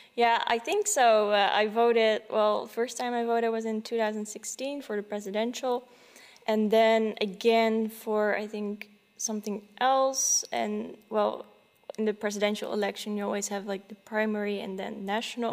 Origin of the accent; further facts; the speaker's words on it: Netherlands; also born or lived in Silicon Valley, United States; I haven't lived there for very long, about th- three years, and then we went back to uh, the Netherlands.